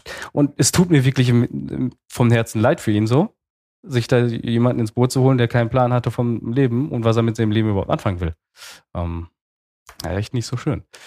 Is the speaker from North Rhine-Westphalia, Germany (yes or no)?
yes; Altena, North Rhine-Westphalia, Germany; born or raised there; also born or lived in Romania